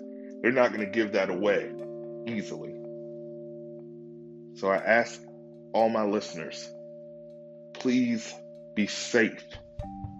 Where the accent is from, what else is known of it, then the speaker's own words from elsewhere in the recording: United States; I love being American